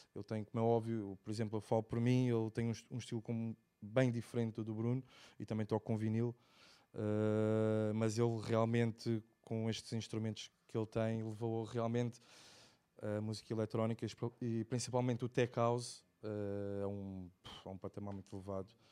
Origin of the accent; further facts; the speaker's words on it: Lisbon, Portugal; now in Algarve, Portugal; sou de Lisboa, eh, vivo, cá, vivo cá embaixo no Algarve